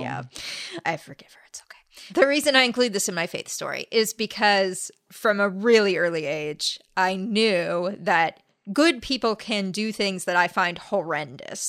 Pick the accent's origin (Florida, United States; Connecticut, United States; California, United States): California, United States; La Crescenta; also born or lived in La Cañada Flintridge, California; La Crescenta, California, which is where I grew up.